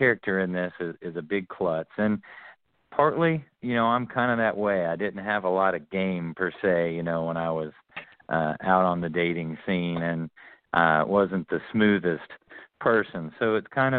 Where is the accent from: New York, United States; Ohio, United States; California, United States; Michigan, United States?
Ohio, United States; Oxford; where I grew up at in Oxford, Ohio